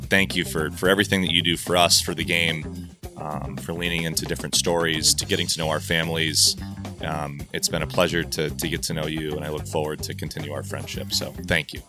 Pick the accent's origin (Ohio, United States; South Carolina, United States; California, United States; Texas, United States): California, United States; Southern; I grew up in Southern California